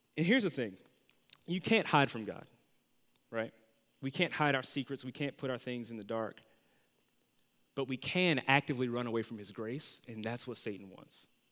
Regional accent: Louisiana, United States; moved away; also born or lived in Dallas, Texas; so after I lived in Louisiana, we moved to Dallas, Texas

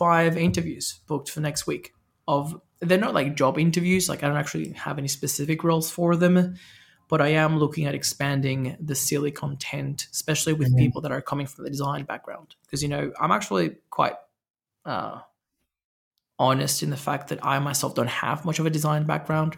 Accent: Venezuela; I grew up in Venezuela, very corrupt, very fast paced, very like street smart, bribery

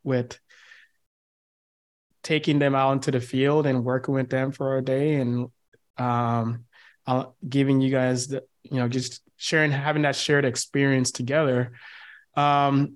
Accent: United States; coming from the States

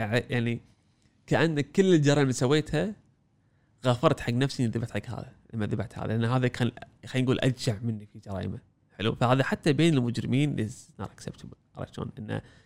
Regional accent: Kuwait; إحنا عندنا بالكويت

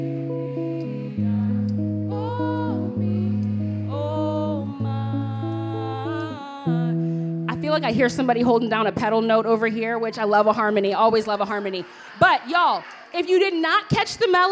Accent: Minnesota, United States; my home state

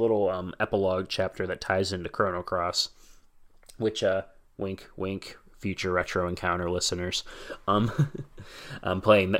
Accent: United States; I'm an American

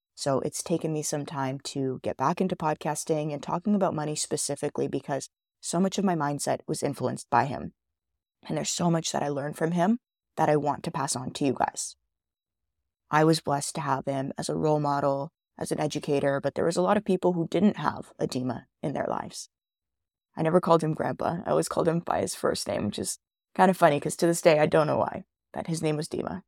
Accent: Canada; also born or lived in Israel; That's where I was born in Israel, which some of you guys may or may not know. I'm a first generation Canadian

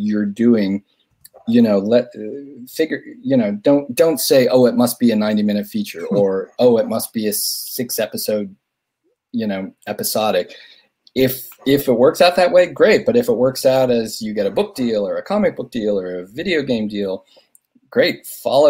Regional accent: Omaha, Nebraska, United States; I'm from Omaha

